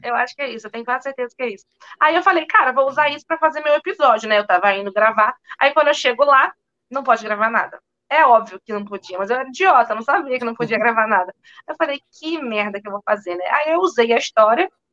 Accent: Magé, Rio de Janeiro, Brazil; moved away as an adult; also born or lived in France / London; now in New York, United States; eu fiz lá em Magé, que foi onde eu nasci, cresci

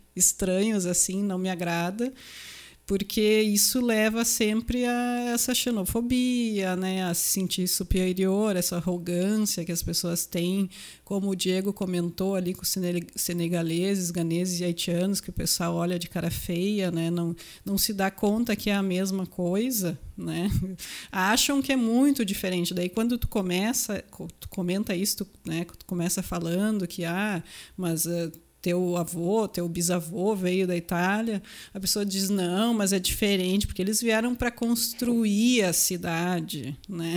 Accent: Rolante, Rio Grande do Sul, Brazil; now in Serra Gaúcha, Brazil; Eu não sou aqui da Serra, né? Eu sou de Rolante, Vale do Paranhana ali

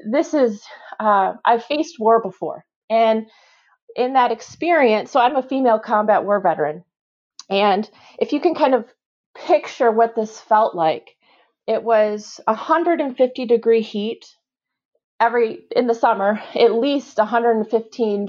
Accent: near Michigan State, United States; I grew up near Michigan State

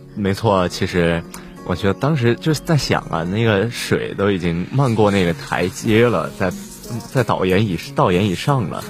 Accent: Northwest China, China; 我们西北人口味的奶茶

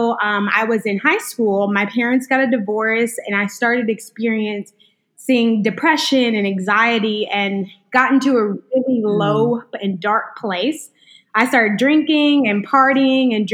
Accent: Huntsville, Alabama, United States; now in Memphis, United States; from Sweet Home Huntsville, Alabama

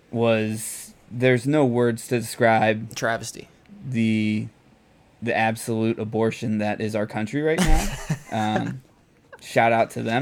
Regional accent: Ohio, United States; moved away; We're, we're both from Ohio. We represent Cleveland teams.

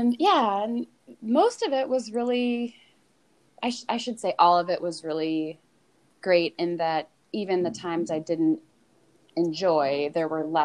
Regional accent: a suburb of Cleveland, Ohio, United States; Growing up in West Winds

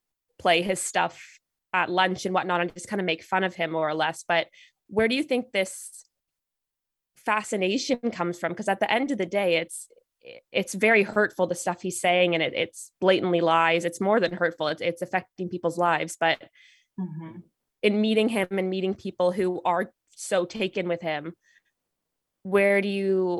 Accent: Canada; me being Canadian

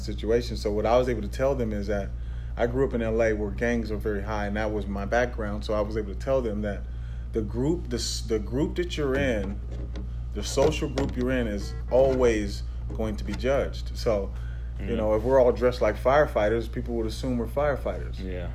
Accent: Pasadena, California, United States; also born or lived in Tyler, Texas; I was born in Texas, but raised in Pasadena, California

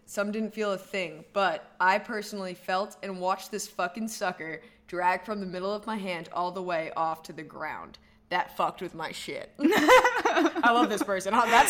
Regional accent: Cumberland, Rhode Island, United States; I grew up in Cumberland, Rhode Island, very close to the Cumberland Monastery

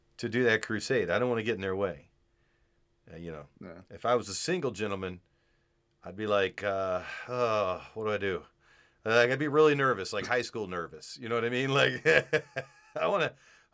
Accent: Virginia, United States; I'm from Virginia.

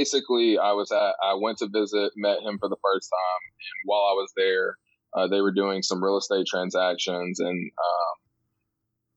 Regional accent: East Tennessee, United States; I grew up in East Tennessee on a farm

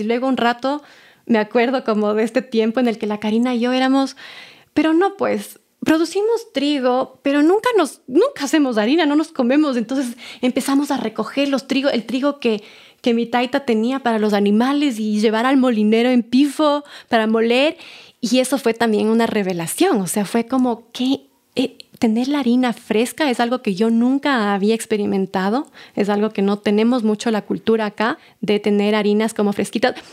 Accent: Pifo, Pichincha, Ecuador; born or raised there

